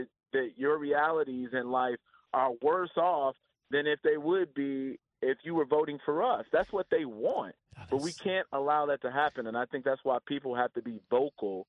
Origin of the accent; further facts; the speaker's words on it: Chicago, Illinois, United States; also born or lived in Los Angeles, California; now in Florida, United States; I'm from Chicago, born and raised, but I moved here from Los Angeles in May 2020